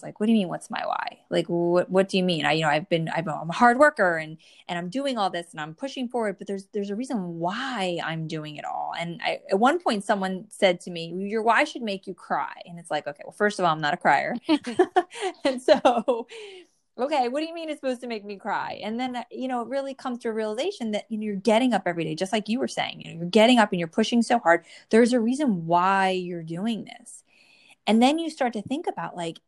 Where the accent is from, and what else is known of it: New Jersey, United States; born or raised there